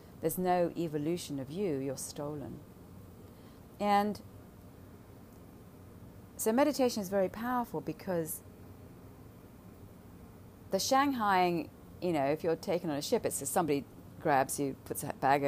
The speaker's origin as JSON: {"language": "English", "region": "London", "country": "United Kingdom", "tie": "born or raised there", "said": "growing up in London"}